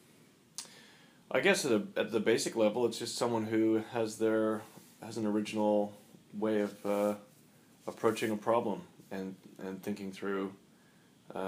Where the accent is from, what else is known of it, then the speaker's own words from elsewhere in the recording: South Africa; moved away; I grew up in South Africa, and that's a very strange place.